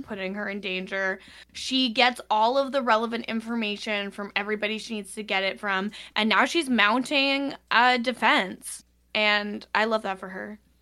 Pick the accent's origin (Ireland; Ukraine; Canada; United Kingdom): Canada; as a Canadian